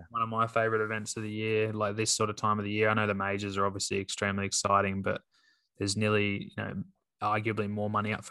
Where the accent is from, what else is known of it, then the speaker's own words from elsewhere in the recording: Australia; Obviously, being an Australian, it'd be great to see him get one.